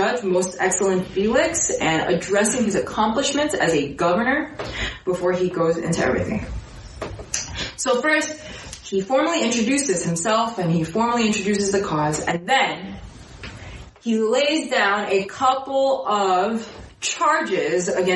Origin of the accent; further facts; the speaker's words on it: New York City, New York, United States; as a New Yorker